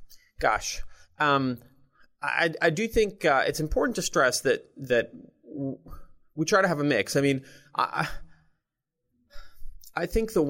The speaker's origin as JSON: {"language": "English", "town": "Jerusalem", "region": "Jerusalem District", "country": "Israel", "second_language": "English", "moved": "as an adult", "lives_now": "United States", "said": "I'm originally from Jerusalem, Israel. Came out to Silicon Valley when I was, I think, 18 or 19."}